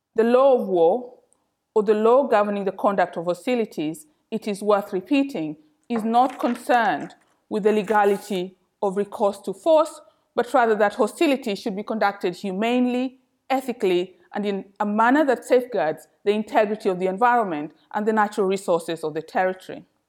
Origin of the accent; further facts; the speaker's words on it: Kenya; moved away as an adult; now in London, United Kingdom; I was born and educated in Kenya